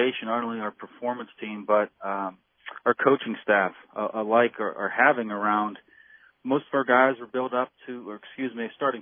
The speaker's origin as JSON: {"language": "English", "town": "Pittsburgh", "region": "Pennsylvania", "country": "United States", "tie": "born or raised there", "said": "I was born in Beachview and grew up in the South Hills"}